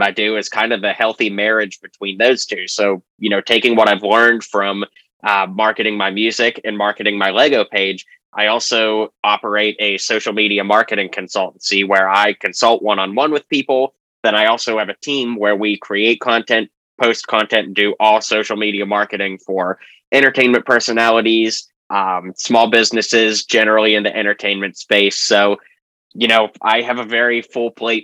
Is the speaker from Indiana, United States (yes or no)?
no; just south of Pittsburgh, Pennsylvania, United States; moved away as an adult; also born or lived in Nashville, Tennessee; I grew up just south of Pittsburgh, Pennsylvania. And I lived there till I was 18 before moving to Nashville to attend Belmont University